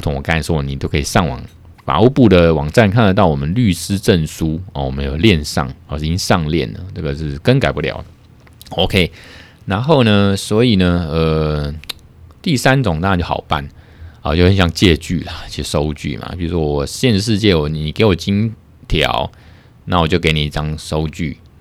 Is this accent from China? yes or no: no; Taiwan; 我们台湾这边